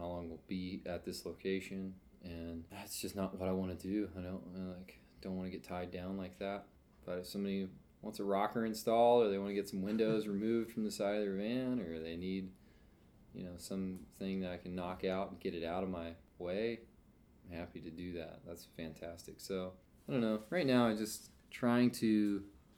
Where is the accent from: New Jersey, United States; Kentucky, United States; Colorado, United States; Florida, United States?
Kentucky, United States; now in Lancaster, United States; I'm from Kentucky